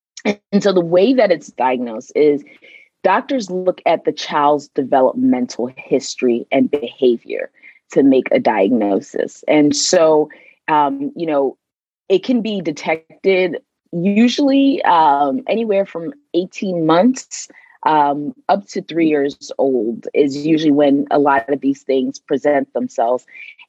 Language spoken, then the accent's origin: English; Nigeria; also born or lived in Sierra Leone; now in Maryland, United States; I am originally from Nigeria and Sierra Leone. However, I call Maryland home.